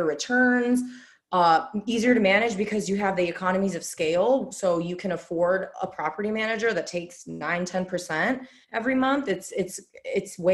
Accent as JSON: {"language": "English", "town": "Chicago", "region": "Illinois", "country": "United States", "moved": "yes", "lives_now": "Indianapolis, United States", "said": "I'm from Chicago, so I like a big city"}